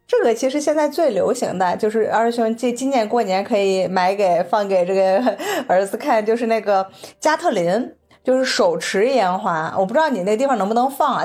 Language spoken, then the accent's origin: Chinese; Changchun, Jilin, China; moved away; 我们长春这边